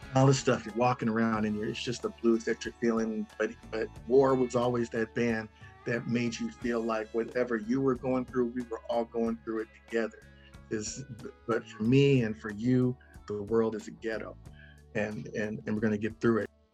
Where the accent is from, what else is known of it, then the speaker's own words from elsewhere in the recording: Los Angeles, California, United States; also born or lived in Ann Arbor, Michigan / Rialto, California; I was born in Ann Arbor, Michigan, and then we moved to Rialto, California when I was three. And then we moved